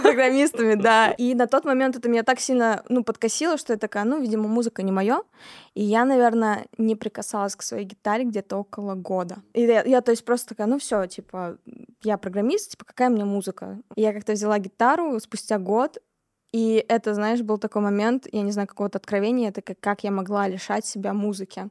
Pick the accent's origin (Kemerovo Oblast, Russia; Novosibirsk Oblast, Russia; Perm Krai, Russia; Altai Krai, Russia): Kemerovo Oblast, Russia; Kemerovo; moved away as an adult; also born or lived in Tomsk; now in Moscow, Russia; Я из города Кемерово. Это такой небольшой относительно городок в Сибири. Родилась я там, жила я там до 17 лет